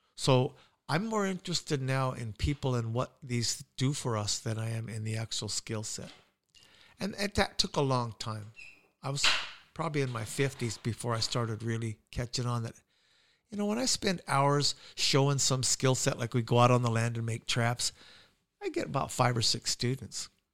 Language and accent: English; United States; I'm an American